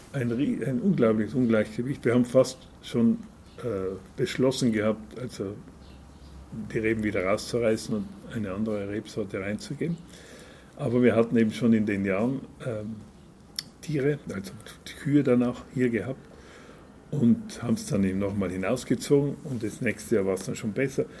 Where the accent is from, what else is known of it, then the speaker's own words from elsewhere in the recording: South Tyrol, Trentino-Alto Adige, Italy; bei uns in Südtirol